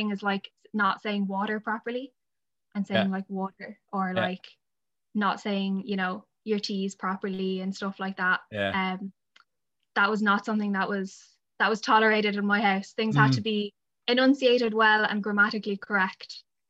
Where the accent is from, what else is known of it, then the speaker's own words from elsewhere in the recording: Adamstown, Leinster, Ireland; now in Wellingtonbridge, Ireland; I'm from in and around Wellington Bridge is where I live now. I grew up in Adamstown.